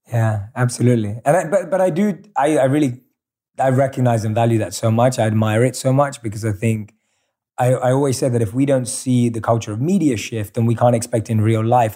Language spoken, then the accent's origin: English; London, United Kingdom; moved away; growing up in London.